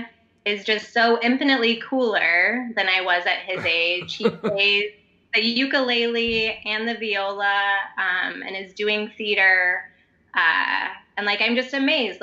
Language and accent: English; Midwest, United States; moved away as an adult; also born or lived in Seattle; I was from the Midwest originally, where everybody is friendly and smiles and talks to you.